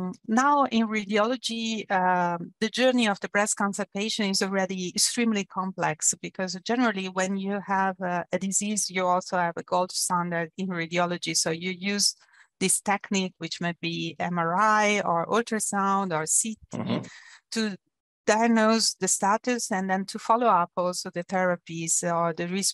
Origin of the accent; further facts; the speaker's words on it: Italy; moved away as an adult; also born or lived in Germany; now in Zurich, Switzerland; I come from Italy. I studied in Italy